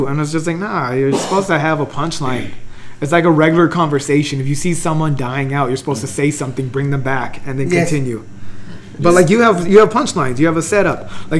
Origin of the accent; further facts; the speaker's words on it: El Monte, California, United States; I grew up in Almonte. You sure? Almonte, California.